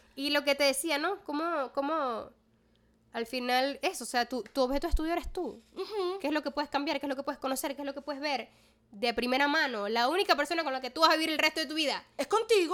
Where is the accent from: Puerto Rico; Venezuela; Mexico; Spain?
Venezuela; Maracaibo, Zulia; moved away as an adult; now in Caracas, Venezuela; yo desde que me mudo a Caracas primero reafirmé muchísimo mi identidad maracucha.